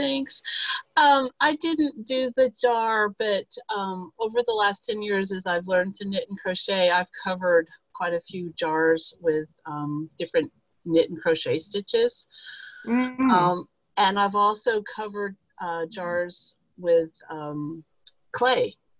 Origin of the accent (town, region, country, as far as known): Texas, United States